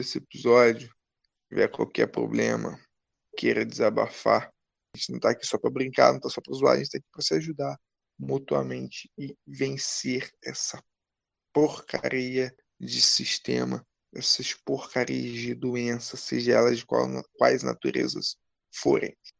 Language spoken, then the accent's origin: Portuguese; Brazil; somos brasileiros